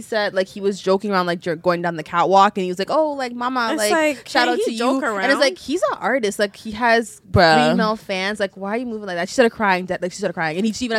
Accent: Brampton, Ontario, Canada; I'm from Brampton.

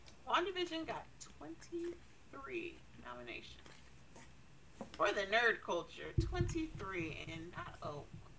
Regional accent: United States; I'm American and I'm not British

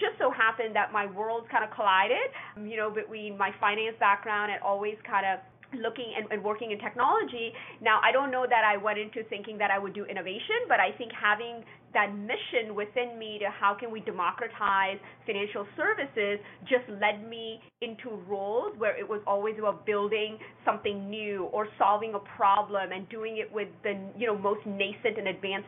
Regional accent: Calgary, Edmonton, Alberta, Canada; I grew up in Canada, in Calgary, Edmonton, Alberta.

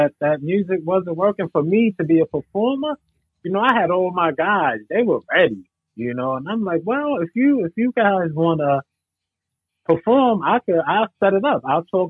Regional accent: Brooklyn, New York, United States; Brownsville, Brooklyn.

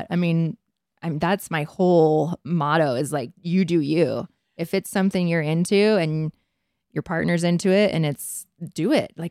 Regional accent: Provo, Utah, United States; I grew up in Provo.

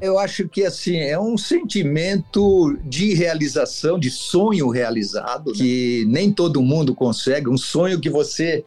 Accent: São Paulo, Brazil; eu sou de São Paulo, sim. Sou aqui do, Itaim Bibi, né? Minha família toda era daqui

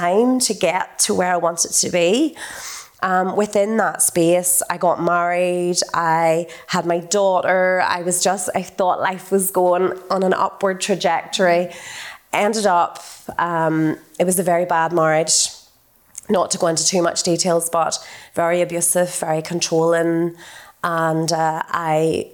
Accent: North Antrim coast, Northern Ireland, United Kingdom; So I grew up in a one street village. I'm from the North Antrim coast, the most idyllic, beautiful upbringing.

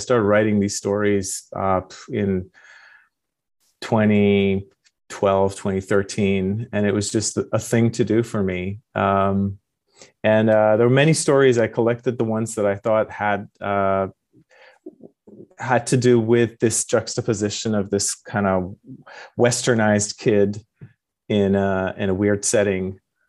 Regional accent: Iran; also born or lived in London, United Kingdom / Moscow, Idaho, United States / Japan; now in California, United States; Yes, I was born in London, went to kindergarten in Moscow, Idaho, and grew up in Iran, pre and post revolution and war, and got my PhD in Japan and ended up in California.

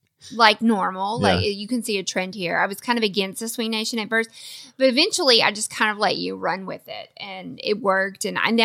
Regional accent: the South, United States; because he's from the North, I'm from the South.

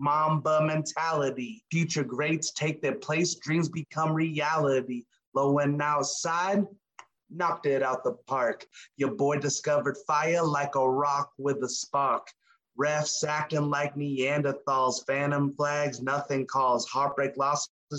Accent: New Mexico, United States

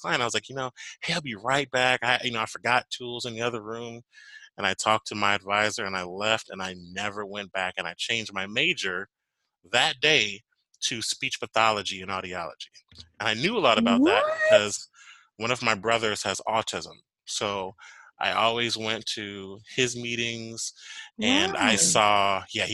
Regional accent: Chicago, Illinois, United States; moved away as an adult; now in Nashville, United States; my background, originally, I'm from Chicago

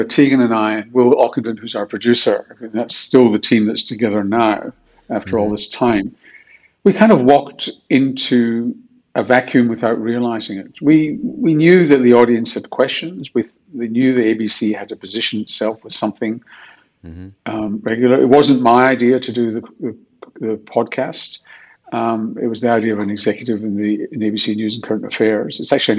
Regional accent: Glasgow, Scotland, United Kingdom; Well, of course, you never do know anything different. I mean, Glasgow is an interesting place.

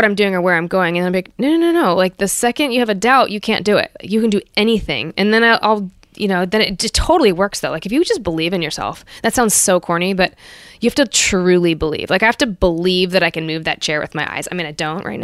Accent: Santa Rosa, California, United States; also born or lived in Los Angeles, California; I'm this kid from Santa Rosa, California

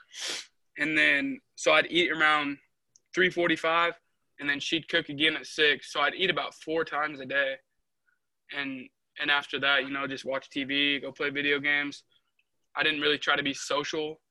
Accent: Dodge City, Kansas, United States; now in Montezuma, United States; I'm originally from Dodge City, Kansas. But right now I live in Montezuma

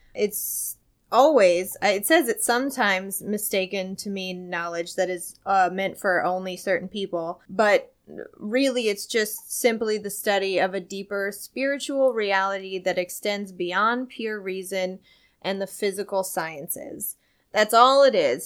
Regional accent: Centralia, Illinois, United States; now in Los Angeles, United States; I'm from Centralia, Illinois

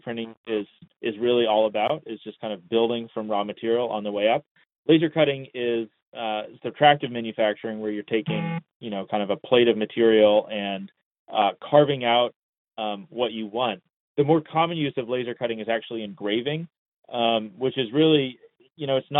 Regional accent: Long Beach, California, United States; I was born in Long Beach, California in the 90s

